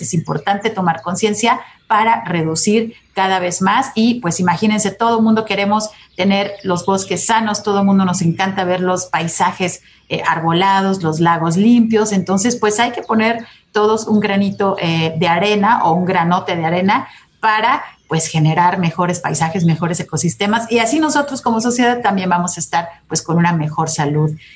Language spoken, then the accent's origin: Spanish; Mexico; somos eh, mexicanos